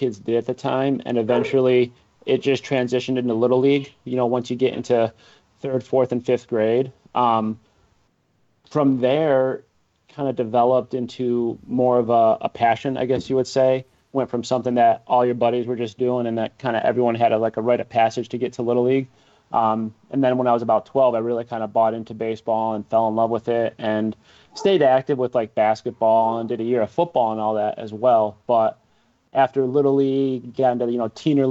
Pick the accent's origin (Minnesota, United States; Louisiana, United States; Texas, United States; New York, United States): New York, United States; Binghamton; I grew up in Binghamton, New York, which is considered to be in the upstate region